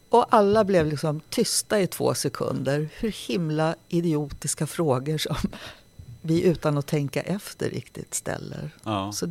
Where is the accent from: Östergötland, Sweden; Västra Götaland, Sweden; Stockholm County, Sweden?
Stockholm County, Sweden; Nacka; Jag växte upp i Nacka och eh, Nacka musikskola var en kommunal skola som nästan alla barn fick möjlighet att vara med i.